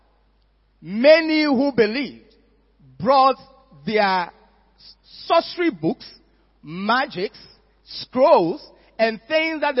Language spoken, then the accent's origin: English; Accra, Greater Accra, Ghana; I was growing up in Accra